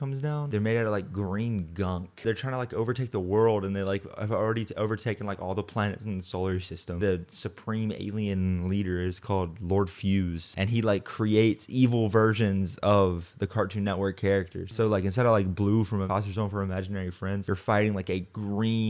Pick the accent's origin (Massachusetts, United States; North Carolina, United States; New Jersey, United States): North Carolina, United States; Charlotte; I'm from Charlotte, so it's not like a small city